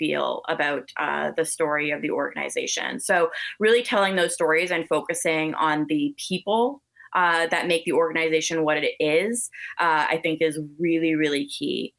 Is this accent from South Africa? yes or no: no; Canada; I'm so Canadian